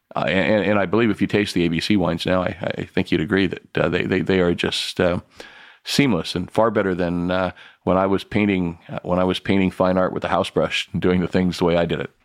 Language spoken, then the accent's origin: English; Santa Ynez Valley, California, United States; when I was growing up in the San Ynez Valley